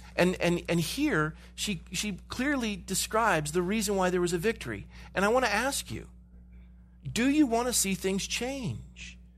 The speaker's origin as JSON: {"language": "English", "region": "California", "country": "United States", "tie": "born or raised there", "said": "I grew up in California"}